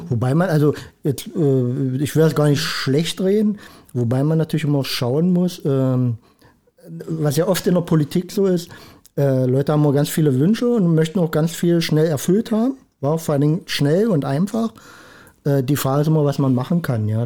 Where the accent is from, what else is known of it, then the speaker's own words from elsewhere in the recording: Schwarz, Saxony-Anhalt, Germany; also born or lived in Rosenburg; also ganz ursprünglich komme ich aus Schwarz. Aber äh, habe jetzt auch viele Jahre in Rosenburg gelebt.